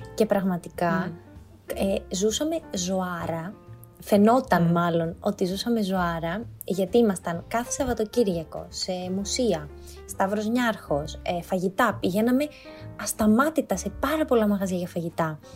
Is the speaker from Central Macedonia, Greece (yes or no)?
yes; Thessaloniki, Central Macedonia, Greece; moved away as an adult; also born or lived in Athens; μεγάλωσα στη Θεσσαλονίκη, σπούδασα στη Θεσσαλονίκη, έμενα με του γονεί μου όσο σπούδαζα.